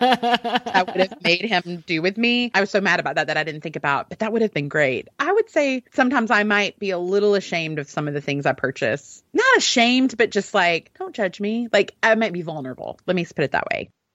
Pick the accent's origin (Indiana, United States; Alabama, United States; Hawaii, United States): Alabama, United States; I'm from Alabama